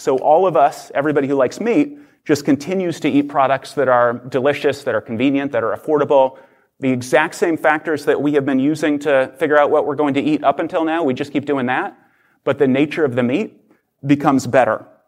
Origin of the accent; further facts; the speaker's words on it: Oklahoma, United States; I grew up in Oklahoma